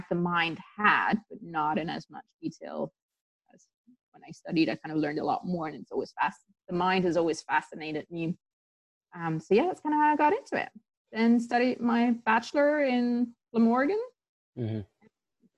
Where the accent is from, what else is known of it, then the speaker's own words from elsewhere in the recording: Tanzania; I grew up in Tanzania and I did the international baccalaureate there